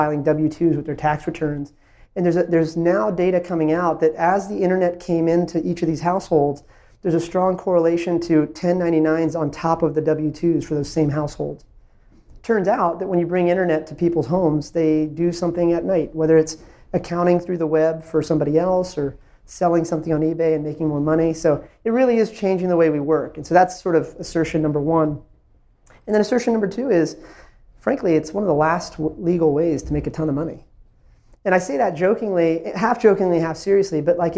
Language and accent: English; Ashburn, Virginia, United States; also born or lived in India; I was an immigrant from India. I moved to a small town called Ashburn, Virginia, when I was little town of 8,000 people when I moved there